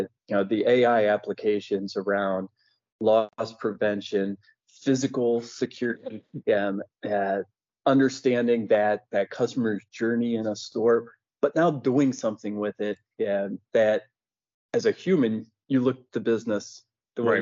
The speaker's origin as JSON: {"language": "English", "region": "Ohio", "country": "United States", "tie": "born or raised there", "said": "I grew up in Ohio"}